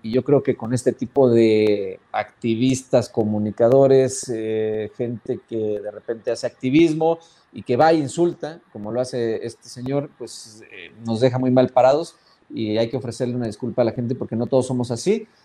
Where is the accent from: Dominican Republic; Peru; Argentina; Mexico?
Mexico; Sonora; yo soy de Sonora